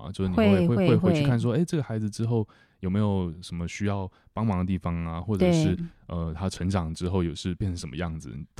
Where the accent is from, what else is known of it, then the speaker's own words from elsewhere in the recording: China; 很多人就是我们中国人常常就会说，哎，他们都不懂得坐月子啊